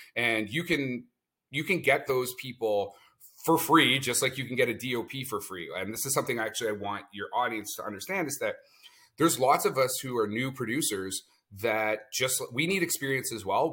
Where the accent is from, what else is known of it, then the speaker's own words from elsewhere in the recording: Canada; I'm a Canadian producer